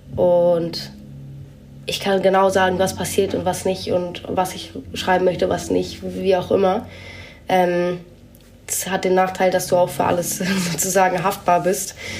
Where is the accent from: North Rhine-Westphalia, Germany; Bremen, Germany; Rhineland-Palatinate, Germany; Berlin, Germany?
Berlin, Germany; ich bin halt hier mehr im Westen aufgewachsen, wo einfach super wenig los ist.